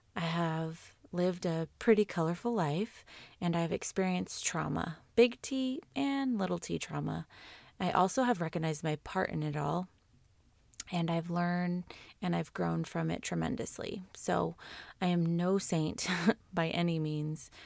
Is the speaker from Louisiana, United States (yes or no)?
no; California, United States; I was born and raised in California